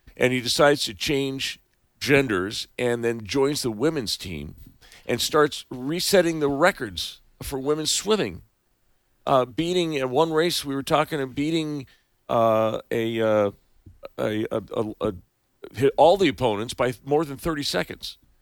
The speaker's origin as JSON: {"language": "English", "area": "Bay Area", "region": "California", "country": "United States", "tie": "born or raised there", "said": "I grew up in the Bay Area"}